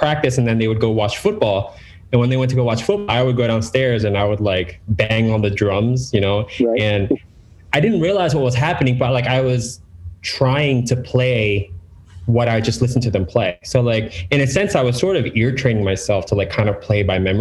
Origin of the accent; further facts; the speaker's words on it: York, Pennsylvania, United States; I grew up in York, Pennsylvania.